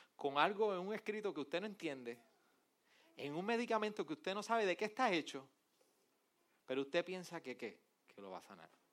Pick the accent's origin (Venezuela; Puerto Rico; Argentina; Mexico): Puerto Rico; Arecibo; yo soy del jíbaro de Arecibo